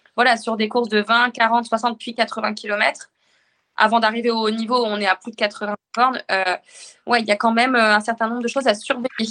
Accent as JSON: {"language": "French", "region": "northern France", "country": "France", "tie": "born or raised there", "also_born_or_lived": "Arras / Rouen", "moved": "as an adult", "lives_now": "Le Havre, France", "said": "Je suis originaire du nord de la France"}